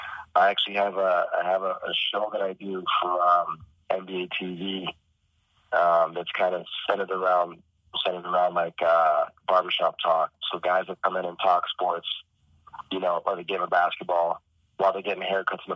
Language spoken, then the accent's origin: English; Toronto, Ontario, Canada; I'm born and raised in Toronto.